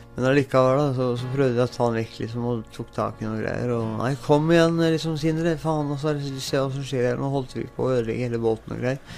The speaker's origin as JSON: {"language": "Norwegian", "town": "Moss", "region": "Østfold", "country": "Norway", "tie": "born or raised there", "also_born_or_lived": "Nordfjord, Sogn og Fjordane", "moved": "yes", "said": "Jeg ble født i Moss da, i 1980"}